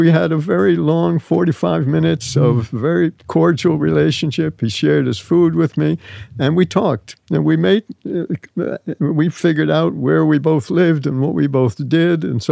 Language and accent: English; United States; Being an American